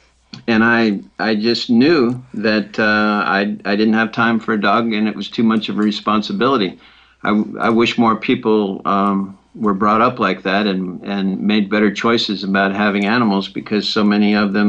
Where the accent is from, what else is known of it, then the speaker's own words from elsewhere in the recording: Detroit and Cleveland, Midwest, United States; also born or lived in Chicago, Illinois / Knoxville, Tennessee; I was born in Chicago and lived in Detroit and Cleveland most of my youth.